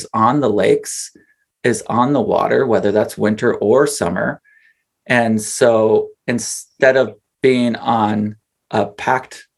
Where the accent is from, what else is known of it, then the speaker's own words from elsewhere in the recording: Wisconsin, United States; also born or lived in Minneapolis; now in North Woods, Minnesota, United States; I grew up paddling in Wisconsin